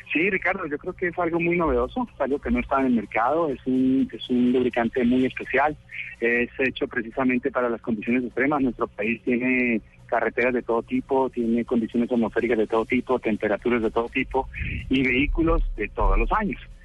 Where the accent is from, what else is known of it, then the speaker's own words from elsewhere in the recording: Cali, Valle del Cauca, Colombia; Yo soy caleño